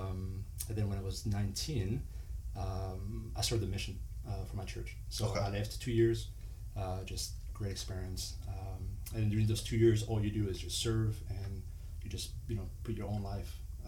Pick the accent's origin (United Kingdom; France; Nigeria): France; English is a second language; moved away as an adult; also born or lived in Colorado; now in Orlando, United States; So first of all, I was born and raised in France.